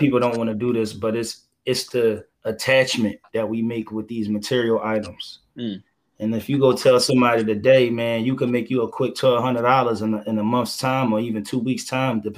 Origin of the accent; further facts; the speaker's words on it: Philadelphia, Pennsylvania, United States; I'm from Philadelphia